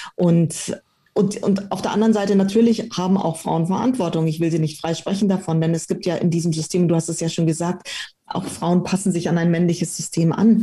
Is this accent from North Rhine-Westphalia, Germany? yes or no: no; Munich, Bavaria, Germany; also born or lived in Romania; Also ich bin mit dreieinhalb Jahren dann nach Deutschland gekommen, nach München und bin dann hier in München aufgewachsen